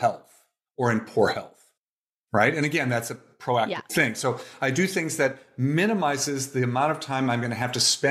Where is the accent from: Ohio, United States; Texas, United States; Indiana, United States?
Ohio, United States; Toledo; moved away as an adult; also born or lived in Cincinnati, Ohio; now in Oakland, United States; I was born in Toledo, Ohio